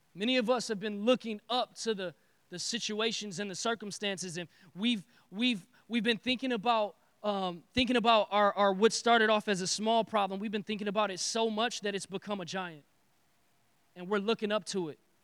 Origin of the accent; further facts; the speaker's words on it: Detroit, Michigan, United States; I am from Detroit